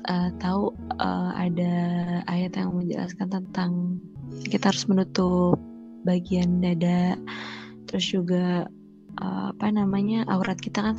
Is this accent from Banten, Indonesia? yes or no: yes; South Tangerang, Banten, Indonesia; moved away as an adult; now in Semarang, Indonesia; jadi tuh apa pas aku pindahan dari Tangsel karena aku dari Tangsel ada di Tangsel ke Semarang itu kan mau ngekos ceritanya